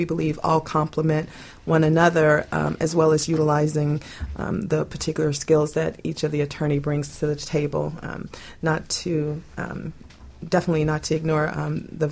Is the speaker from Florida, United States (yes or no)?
yes; Boynton Beach, Florida, United States; moved away as an adult; also born or lived in Alaska; I was born and raised here in South Florida, also a little bit further up in Boynton Beach and Delray Beach